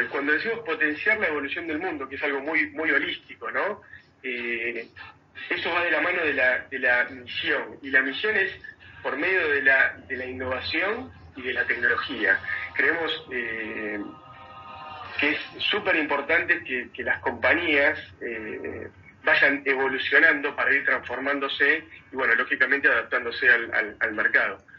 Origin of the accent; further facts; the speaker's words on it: Mar del Plata, Buenos Aires Province, Argentina; yo nací en Mar del Plata